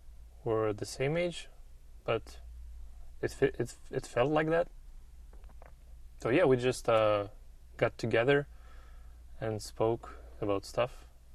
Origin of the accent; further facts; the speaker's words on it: Russia; English is a second language; moved away as an adult; now in United States; I'm 36 years old. I come from Russia, but for the last 5 years, I live here in the United States.